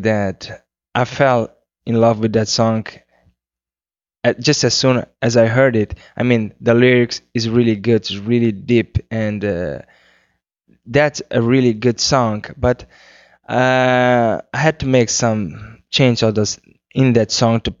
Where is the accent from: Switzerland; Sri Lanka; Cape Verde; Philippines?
Cape Verde; first language Cape Verdean Creole; English is a second language; my first language is Criollo, which is the Cape Verdean language